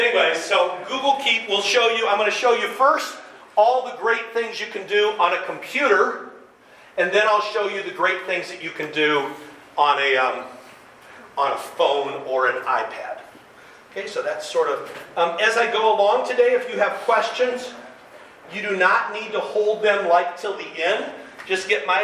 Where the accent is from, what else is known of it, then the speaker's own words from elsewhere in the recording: Lafayette, Indiana, United States; now in Michigan, United States; I grew up in Indiana